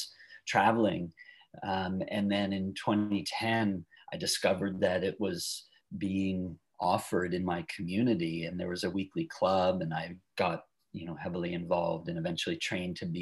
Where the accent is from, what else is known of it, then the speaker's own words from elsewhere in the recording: Long Island, outside New York City, United States; moved away as an adult; also born or lived in San Francisco area, California / Eureka, California; now in California, United States; I grew up outside New York City in a suburb of Long Island